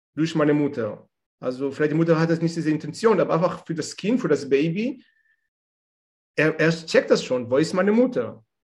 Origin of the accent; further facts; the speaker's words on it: Israel; German is a second language; moved away as an adult; now in Germany; ich komme ursprünglich aus Israel